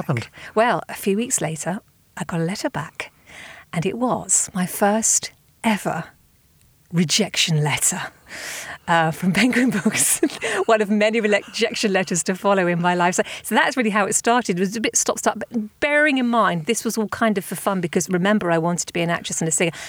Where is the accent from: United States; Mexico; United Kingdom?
United Kingdom; Southampton, South East England; my hometown of Southampton